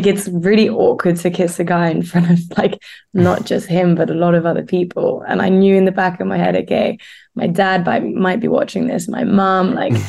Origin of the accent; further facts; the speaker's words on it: Switzerland; growing up in Switzerland